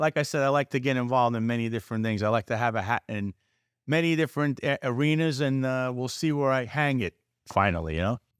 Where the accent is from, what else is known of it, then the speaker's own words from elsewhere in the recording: New York City, New York, United States; I was basically born in, born there, I was born around the block, so I grew up around the Alamo family who owns it